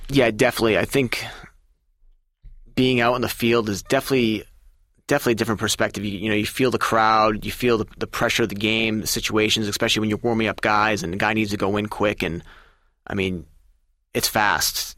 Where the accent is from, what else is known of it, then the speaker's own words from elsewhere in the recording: Massachusetts, United States; I'm from Massachusetts, and I grew up a Red Sox fan